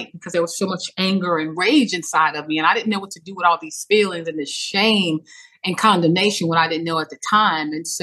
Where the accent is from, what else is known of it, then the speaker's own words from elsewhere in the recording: Baton Rouge, Louisiana, United States; I'm from Louisiana, Baton Rouge, Louisiana. I grew up in a time where community was key.